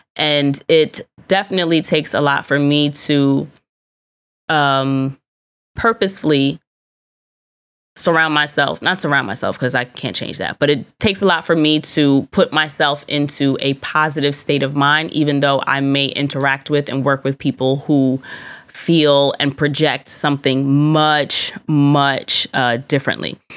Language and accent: English; United States; I do enjoy being an American